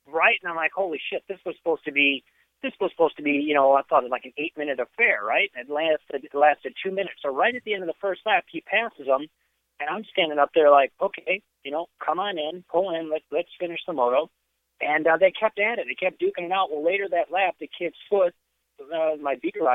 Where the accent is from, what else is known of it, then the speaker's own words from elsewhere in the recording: Northern Illinois, United States; moved away; I'm originally from Northern Illinois, and so I grew up in the era